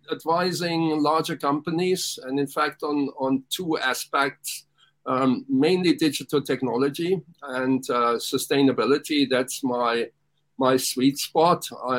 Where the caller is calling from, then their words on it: Hong Kong; I'm dialing in from Hong Kong. It's dark here.